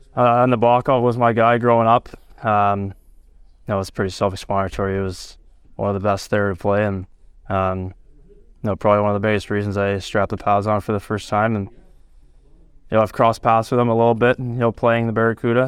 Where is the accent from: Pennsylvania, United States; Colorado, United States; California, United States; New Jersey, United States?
California, United States; Gilroy; moved away; my hometown city